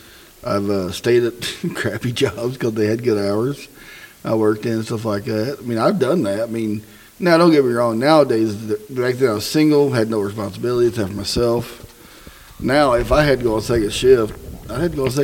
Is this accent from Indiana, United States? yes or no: yes; Southern Indiana, United States; We're hillbillies from Southern Indiana.